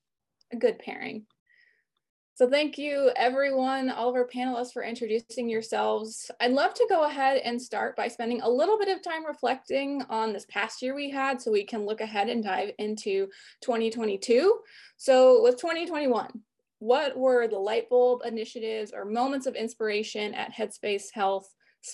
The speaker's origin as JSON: {"language": "English", "region": "Texas", "country": "United States", "said": "I'm actually from Texas myself"}